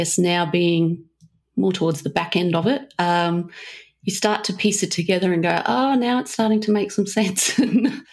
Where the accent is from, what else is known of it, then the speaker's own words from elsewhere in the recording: Queensland, Australia; I am in Brisbane today, my home state